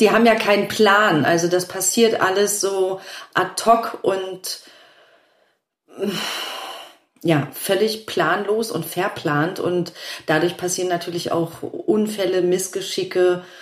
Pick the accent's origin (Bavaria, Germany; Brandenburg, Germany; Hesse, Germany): Brandenburg, Germany; Rüdersdorf; also born or lived in Berlin; ich bin ja auch, auch in Berlin aufgewachsen